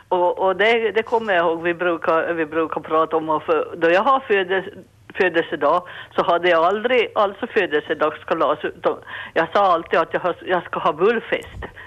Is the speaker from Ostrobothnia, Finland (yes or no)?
yes; Bergö, Ostrobothnia, Finland; jag kom från Bergöjen